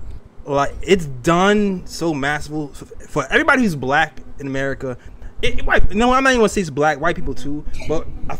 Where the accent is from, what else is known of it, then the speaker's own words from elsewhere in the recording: New York City, New York, United States; I'm from Brooklyn, right? But I'm not a hood dude. Right. I'm a middle class dude.